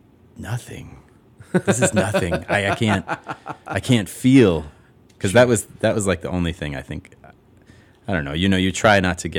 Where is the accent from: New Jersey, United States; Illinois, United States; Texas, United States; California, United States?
Illinois, United States; Chicago; I grew up at Clark and Diversey.